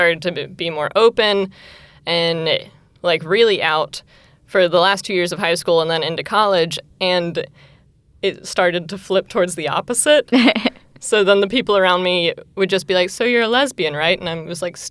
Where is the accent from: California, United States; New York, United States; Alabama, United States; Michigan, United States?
Alabama, United States; Tuscaloosa; also born or lived in Mobile, Alabama; I was born and raised in Tuscaloosa, but I did not spend my entire life in Tuscaloosa. I spent the last 2 years of high school at a boarding school in Mobile, Alabama